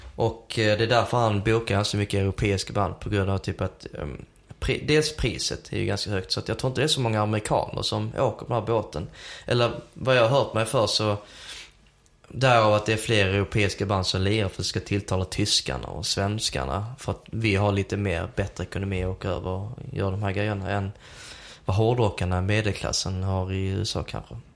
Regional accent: Helsingborg, Skåne, Sweden; moved away as an adult; also born or lived in Södertälje / Uppsala / Märsta; jag är ju uppvuxen i Helsingborg men eh, född i Södertälje

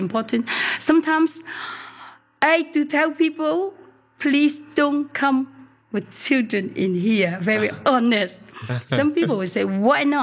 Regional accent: Hong Kong; also born or lived in Chaozhou (father's hometown); I was born in Hong Kong, first generation

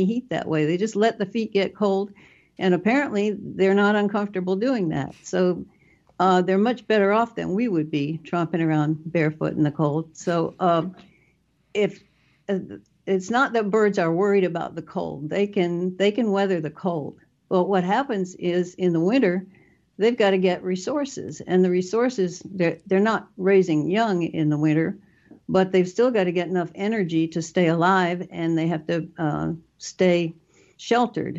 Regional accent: North Carolina, United States; also born or lived in New York State / Pennsylvania / Mississippi coast; now in Mississippi, United States; I grew up in North Carolina, so I'm pretty familiar with southern birds.

